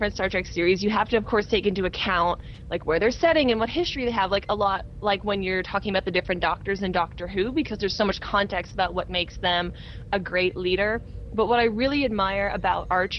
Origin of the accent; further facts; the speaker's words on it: Canada; I'm Canadian